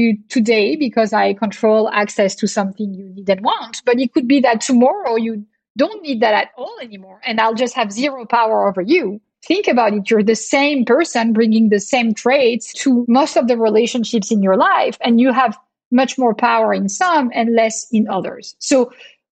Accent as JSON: {"language": "English", "town": "Marseille", "region": "Provence-Alpes-Côte d'Azur", "country": "France", "tie": "born or raised there", "second_language": "English", "moved": "yes", "lives_now": "Boston, United States", "said": "I actually grew up in Marseille, a bustling port city in the south of France"}